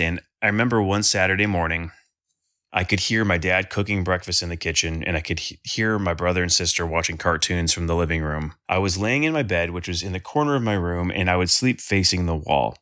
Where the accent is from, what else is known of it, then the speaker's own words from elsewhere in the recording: Sterling Heights, Michigan, United States; am from Sterling Heights, Michigan. It's about twenty, thirty minutes north of Detroit